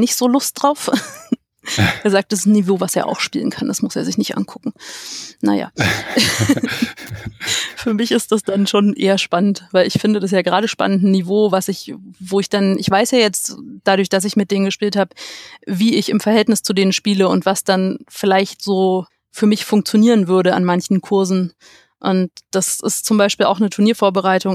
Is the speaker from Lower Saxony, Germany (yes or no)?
no; Stahnsdorf, Brandenburg, Germany; aus Starnsdorf bei Berlin